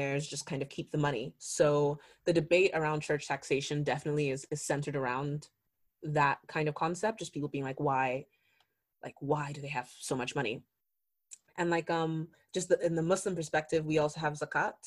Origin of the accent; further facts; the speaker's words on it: Nigeria; I'm Nigerian